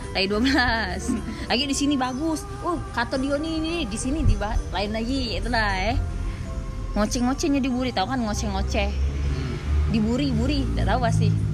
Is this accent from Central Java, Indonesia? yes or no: no; Palembang, South Sumatra, Indonesia; aku pakai bahasa Palembang karena lahir besar di sini